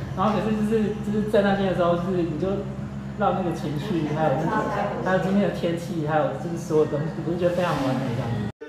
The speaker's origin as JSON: {"language": "Chinese", "town": "Pingtung", "region": "Pingtung County", "country": "Taiwan", "said": "我们这边就是很喜欢听到爸爸妈妈，然后接下来就会说，那阿公阿妈"}